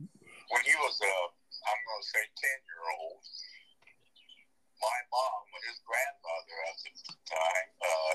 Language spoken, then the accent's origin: English; Nokomis, Illinois, United States; I grew up in Nokomis